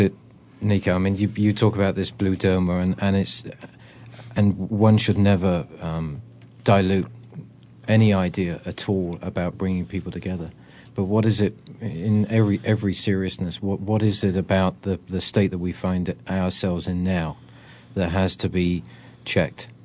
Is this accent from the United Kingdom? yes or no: yes; England, United Kingdom; now in United States; I'm an Englishman